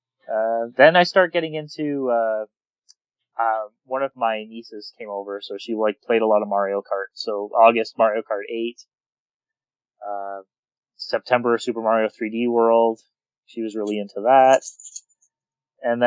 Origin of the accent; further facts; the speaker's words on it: Canada; I'm Canadian